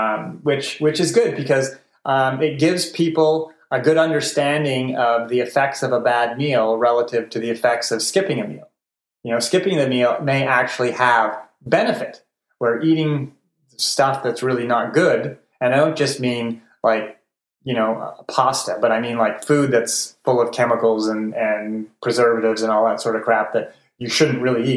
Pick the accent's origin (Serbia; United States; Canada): Canada; Montreal, Quebec; I grew up in Montreal, which means you live on donuts and poutine.